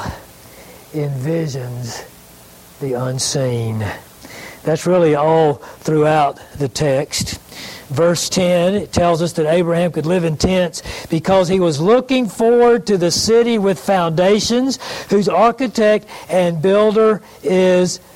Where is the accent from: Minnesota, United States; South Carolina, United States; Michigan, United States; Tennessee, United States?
South Carolina, United States; Greenville; I grew up in Greenville, and I had an uncle, kind of a famous uncle in the history of South Carolina